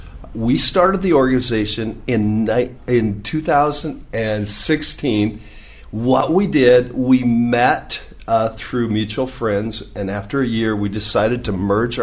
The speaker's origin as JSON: {"language": "English", "region": "Nebraska", "country": "United States", "tie": "born or raised there", "moved": "yes", "lives_now": "Mexico City, Mexico", "said": "I'm from Nebraska."}